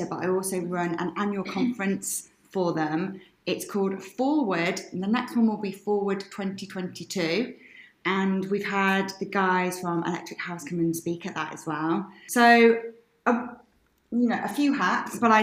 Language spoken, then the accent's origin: English; West Midlands, United Kingdom; also born or lived in Birmingham; I'm a Brummie. I'm from the West Midlands, and I've lived in Birmingham for the last 7 years.